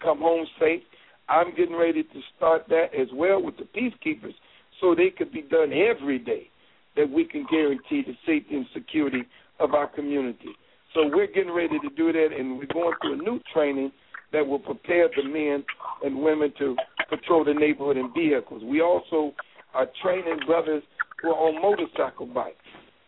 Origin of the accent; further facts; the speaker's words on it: Columbus, Ohio, United States; moved away as an adult; also born or lived in New York; I'm back in my hometown, Columbus, Ohio